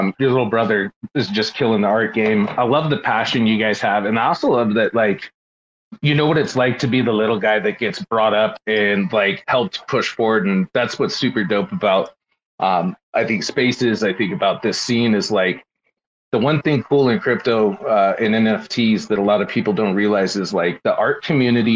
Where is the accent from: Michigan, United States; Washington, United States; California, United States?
Washington, United States; Seattle; I grew up in Seattle